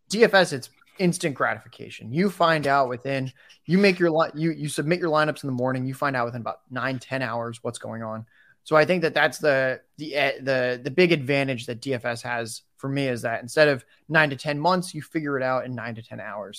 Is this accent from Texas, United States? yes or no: no; San Diego, California, United States; I'm in San Diego right now. I'm from San Diego